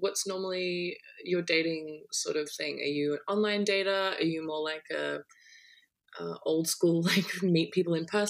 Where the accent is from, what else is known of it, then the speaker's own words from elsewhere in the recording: Australia; I'm in Australia as well.